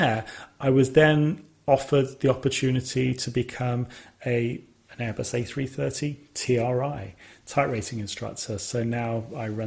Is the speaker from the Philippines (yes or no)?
no; Sutton Coldfield, West Midlands, United Kingdom; where I was born in Sutton Coldfield